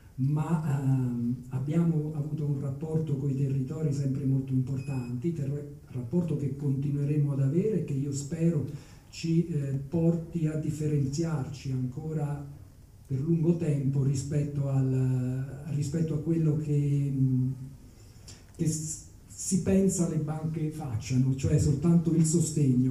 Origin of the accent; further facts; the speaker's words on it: L'Aquila, Abruzzo, Italy; moved away as an adult; now in Province of Cuneo, Italy; non sono proprio nordico, sono abruzzese dell'Aquila